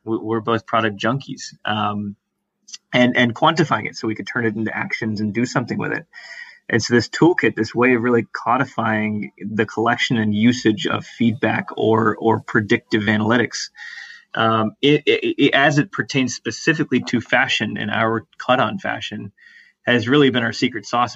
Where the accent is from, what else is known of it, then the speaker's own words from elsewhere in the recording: Atlanta, Georgia, United States; now in Boston, United States; grew up very much, you know, in the suburbs of Atlanta